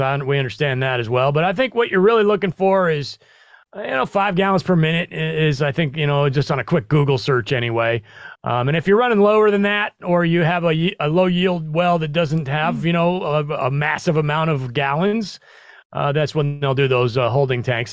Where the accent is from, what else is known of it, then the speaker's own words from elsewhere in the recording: Midwest, United States; also born or lived in New York City; now in Tennessee, United States; I'm originally from the Midwest